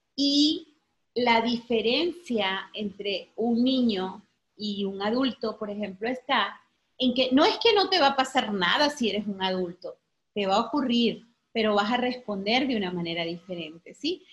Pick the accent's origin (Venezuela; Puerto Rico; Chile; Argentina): Venezuela; moved away as an adult; now in Mexico; porque soy venezolana, ¿sí? Soy de Venezuela